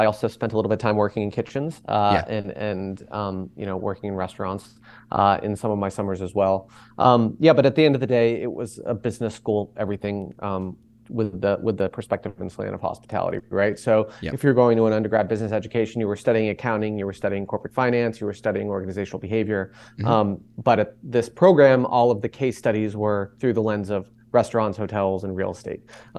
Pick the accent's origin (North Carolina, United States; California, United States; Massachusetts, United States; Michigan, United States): Massachusetts, United States; Boston; I grew up in Boston, Massachusetts, where Maiden was eventually founded. I grew up a close-knit family in downtown Boston